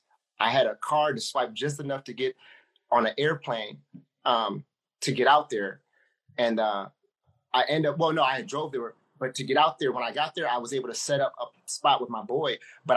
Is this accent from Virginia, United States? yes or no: no; Ypsilanti, Michigan, United States; I was like, bro, I was like, man, I'm from Ipsy, like down this road.